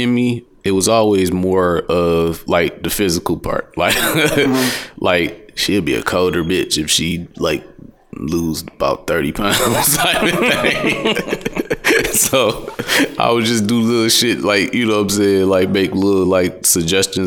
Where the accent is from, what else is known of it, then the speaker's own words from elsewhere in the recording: Detroit, Michigan, United States; I'm from Detroit